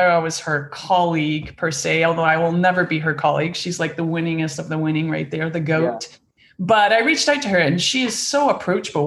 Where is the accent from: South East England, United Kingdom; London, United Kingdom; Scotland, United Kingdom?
Scotland, United Kingdom; moved away as an adult; I grew up in Scotland on a farm.